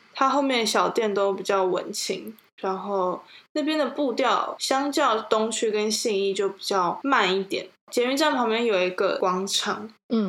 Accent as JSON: {"language": "Chinese", "region": "Taipei", "country": "Taiwan", "tie": "born or raised there", "said": "我们都是土生土长的台北人"}